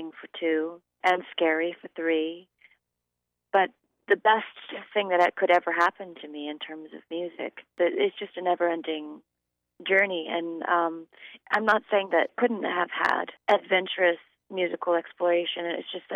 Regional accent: Sonoma County, Northern California, United States; I grew up in Northern California, Sonoma County, actually.

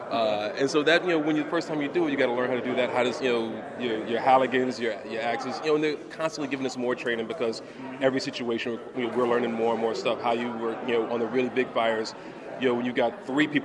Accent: Hollywood, California, United States; You know, I'm from Hollywood. We, we do make believe.

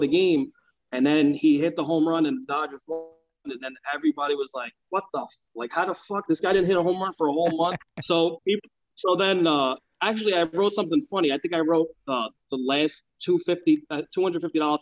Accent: New York City, New York, United States; moved away as an adult; now in New Jersey, United States; I grew up in Brooklyn for 29 years

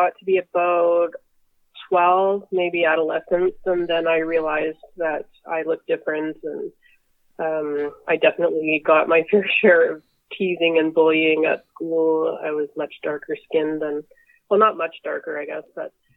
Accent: Winnipeg, Manitoba, Canada; So I grew up in Winnipeg with two other adopted siblings

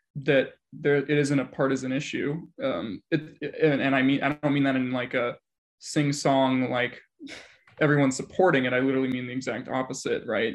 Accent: Denver, Colorado, United States; right here in my hometown of Denver

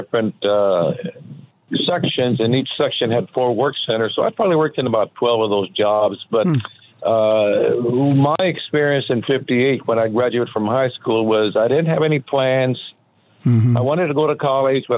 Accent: Tulare, California, United States; now in Las Vegas, United States; I'm from Tulare, California, in the San Joaquin Valley between Fresno and Bakersfield

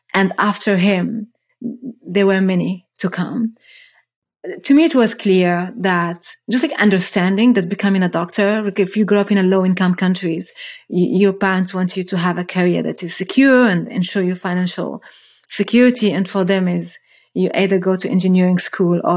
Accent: Rabat, Rabat-Salé-Kénitra, Morocco; moved away as an adult; now in Germany; I was born and I grew up in Morocco. Moved to Germany 15 years ago as a first immigrant to study chemistry

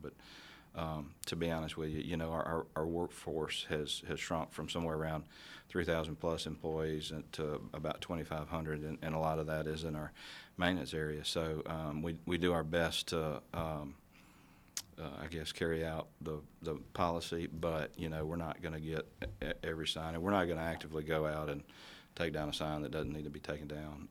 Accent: Northeast Jackson County, Mississippi Gulf Coast, United States; now in Jackson, United States; I grew up on the coast. I grew up in Northeast Jackson County.

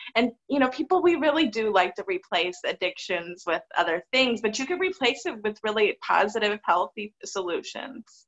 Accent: Michigan, United States; moved away; I come from a really hardworking family in Michigan, and mom and dad still live together in the same house that I go see them at when oh, I go to Michigan

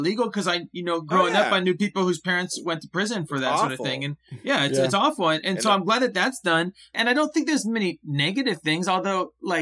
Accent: Northern California, United States; also born or lived in Pacific Northwest; I'm from Northern California where there's just so much of it around.

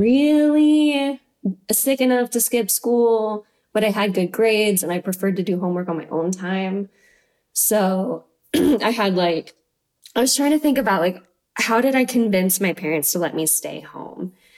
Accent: Troy, Idaho, United States; I'm from Troy, Idaho. It's like on the Palouse terrain.

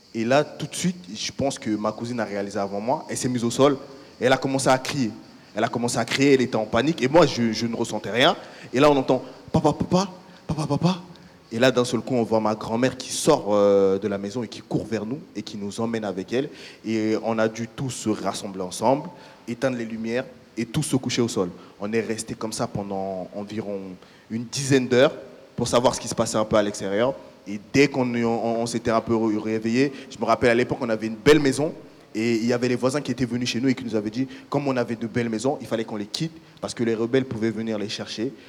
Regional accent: Central African Republic; moved away; j'ai fait une partie de mon enfance en Centrafrique, euh, République centrafricaine

